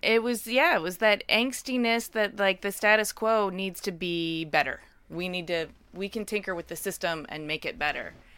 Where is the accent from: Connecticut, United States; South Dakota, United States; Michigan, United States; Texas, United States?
Michigan, United States; Ypsilanti; I'm a fellow Michigander